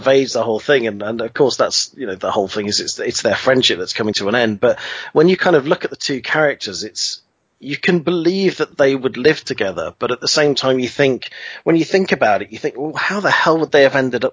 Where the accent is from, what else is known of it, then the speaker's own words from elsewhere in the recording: Coventry, West Midlands, United Kingdom; I grew up in Coventry and I went to uni at Coventry